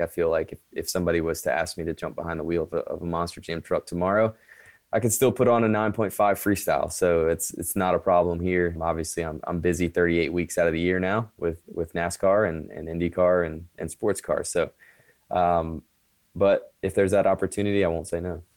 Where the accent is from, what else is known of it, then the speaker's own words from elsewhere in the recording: Currituck, North Carolina, United States; also born or lived in Kill Devil Hills, North Carolina; we grew up in Currituck, North Carolina, Killable Hills, North Carolina.